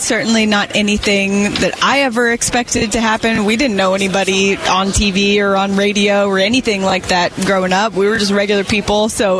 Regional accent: Phoenix, Arizona, United States; this is my hometown. I'd really love to be in Phoenix.

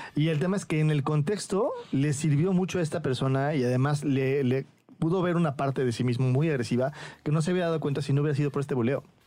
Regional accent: Mexico; siendo yo eh, mexicano

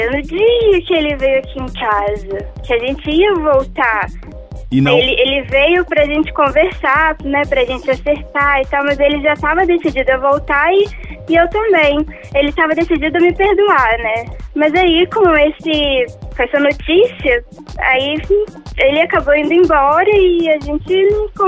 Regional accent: Rio de Janeiro, Brazil; now in Belo Horizonte, Brazil; Não, na verdade, eu sou do Rio e mudei pra BH.

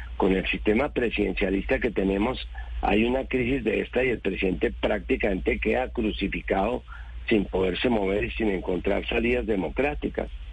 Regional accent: Bogotá, Bogotá Capital District, Colombia; como bogotano

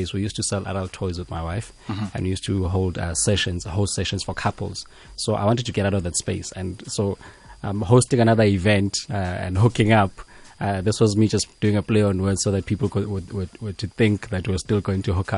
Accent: Johannesburg, Gauteng, South Africa; also born or lived in Free State, South Africa / Eswatini; I'm a boy from Hillbrow. This is the best way I normally describe myself. I grew up there since the year 1989 until around the year 2000

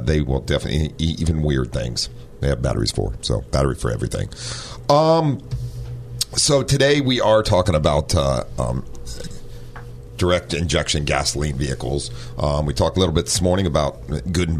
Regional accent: Ohio, United States; moved away as an adult; also born or lived in San Diego; now in North County San Diego, United States; growing up in Ohio

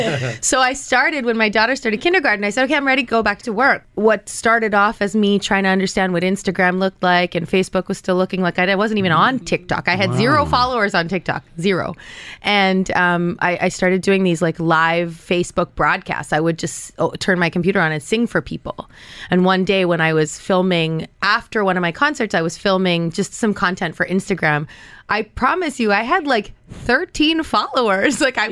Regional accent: Canada; born there; So I was actually born in Canada.

